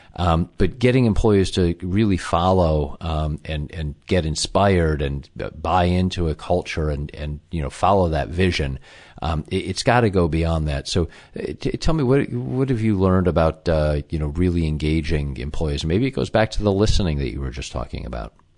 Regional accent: Chicago, Illinois, United States; that's my hometown as well.

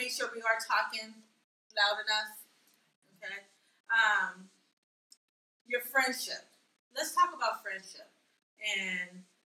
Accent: Los Angeles, California, United States; I'm from Los Angeles.

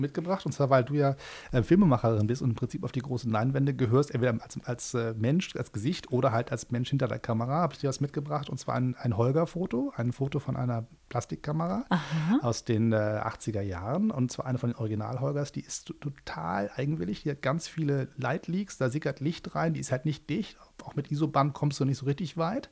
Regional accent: Hamburg, Germany; als Hamburger in Berlin

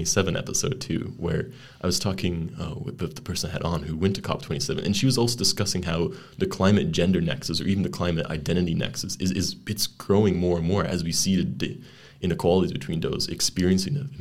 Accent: Canada; accent: Canadian; I come from Canada, or I grew up in Canada, as you can tell from the accent.

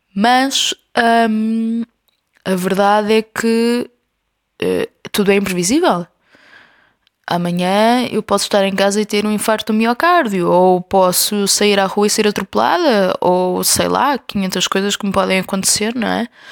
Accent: Covilhã, Centro, Portugal; now in Lisbon, Portugal; a Covilhã, que é a minha terra

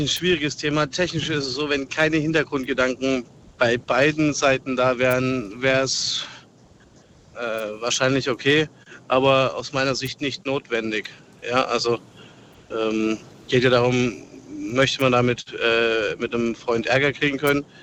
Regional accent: Karlsruhe, Baden-Württemberg, Germany; ich bin aus Karlsruhe

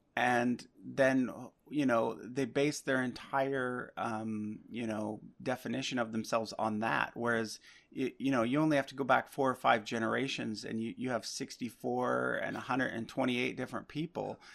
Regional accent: Nova Scotia, Canada; now in Vancouver, Canada; I actually grew up on the East Coast. I'm, I'm not from Vancouver originally. I'm from Nova Scotia

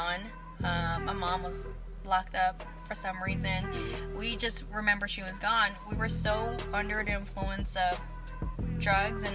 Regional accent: San Francisco, California, United States; also born or lived in Daly City / Hayward; now in Antioch, United States; I was born and raised in San Francisco. Moved around the Bay Area a lot.

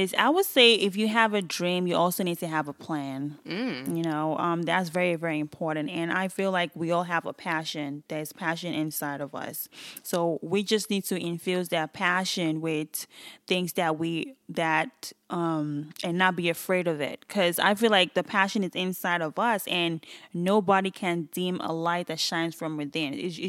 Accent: Nigeria; People don't actually even know I'm Nigerian.

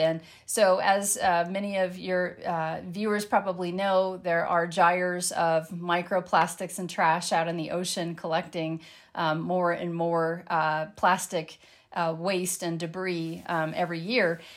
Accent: landlocked Colorado, United States; I grew up in Lanlock, Colorado

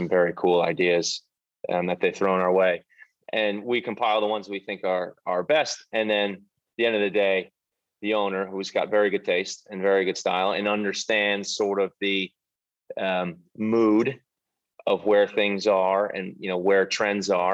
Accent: United States; moved away as an adult; now in United Kingdom; As an American

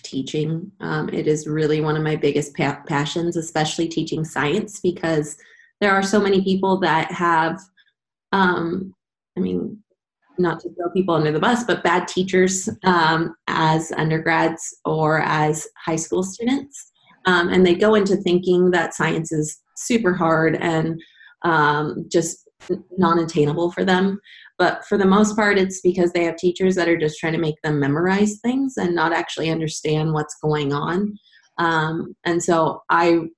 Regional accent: San Diego, California, United States; I was born and raised in San Diego

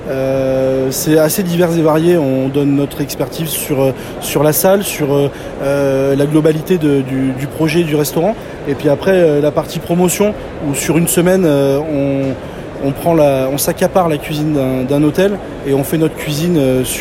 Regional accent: Provence-Alpes-Côte d'Azur, France; also born or lived in Burgundy; now in Dijon, France; provençal d'origine, installé en Bourgogne à côté de Dijon

